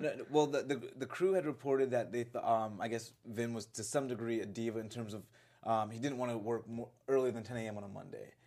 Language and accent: English; Florida, United States; I grew up in Florida